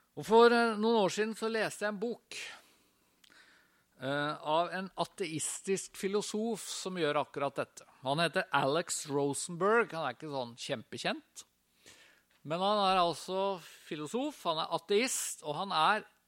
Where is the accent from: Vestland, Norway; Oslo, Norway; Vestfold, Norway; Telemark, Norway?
Vestfold, Norway; Tønsberg; Jeg er fra Tønsberg, gikk på Tønsberg gymnas